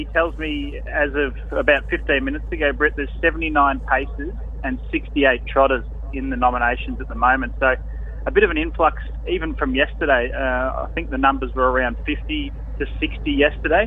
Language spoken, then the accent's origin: English; Ballarat, Victoria, Australia; here in Ballarat, my hometown, which I'm only about 2 minutes away from the track here in Ballarat